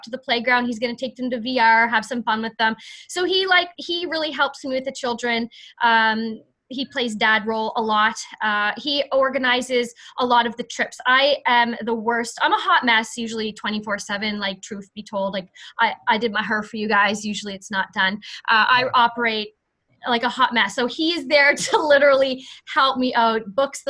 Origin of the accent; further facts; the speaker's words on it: Canada; I'm from Canada